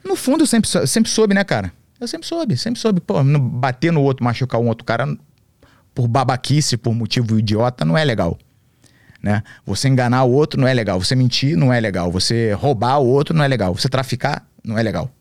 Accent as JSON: {"language": "Portuguese", "region": "Rio de Janeiro", "country": "Brazil", "tie": "born or raised there", "also_born_or_lived": "Santa Catarina", "moved": "yes", "said": "E eu era de classe média no Rio"}